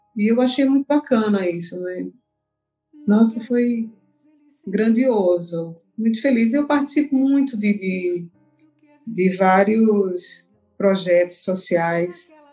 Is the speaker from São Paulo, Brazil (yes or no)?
no; Sertânia, Pernambuco, Brazil; now in Recife, Brazil; que é o projeto lá da minha terra, lá de Sertânia